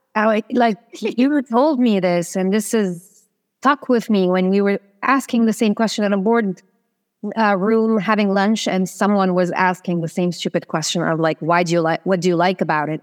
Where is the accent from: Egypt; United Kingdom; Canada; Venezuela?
Egypt; also born or lived in Dubai, United Arab Emirates; now in Paris, France; I'm Egyptian. I lived in Dubai for nine years where we met. Um, and now I live in Paris